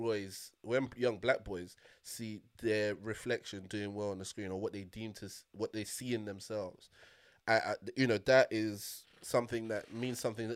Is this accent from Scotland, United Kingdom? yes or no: no; Liverpool, North West England, United Kingdom; I'm from Liverpool. I'm a... I'm a Scouser. If a Scouser does well, then I feel connected to that.